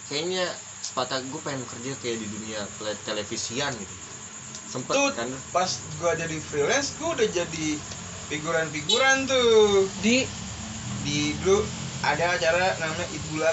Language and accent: Indonesian; Teluk Naga, Banten, Indonesia; Terus gue pulang kampung tuh ke Teluk Naga ceritanya.